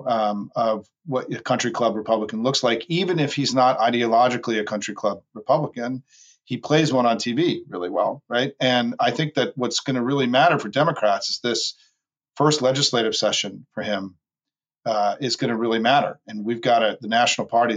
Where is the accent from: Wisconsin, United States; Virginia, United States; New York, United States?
New York, United States; New York area, United States; I'm from New York. I grew up, my family's all from New York, and grew up in the New York area.